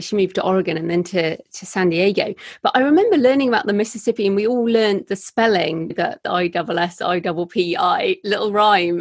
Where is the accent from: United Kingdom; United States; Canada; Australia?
United Kingdom; I'm British